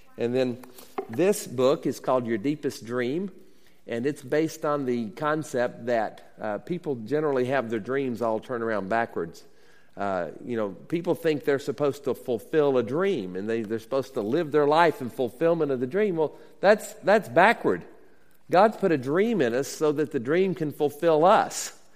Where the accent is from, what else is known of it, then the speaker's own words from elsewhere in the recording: Demopolis, Alabama, United States; now in Seattle, United States; I grew up in Alabama, uh, born in 1960 in Demopolis, Alabama